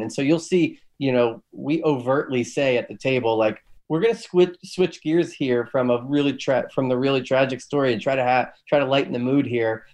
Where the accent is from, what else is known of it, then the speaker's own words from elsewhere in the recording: Philadelphia, Pennsylvania, United States; I'm from Philly.